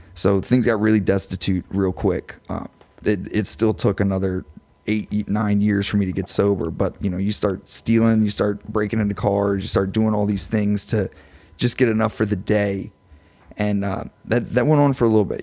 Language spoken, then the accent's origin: English; LaPlace, Louisiana, United States; I'm from Laplace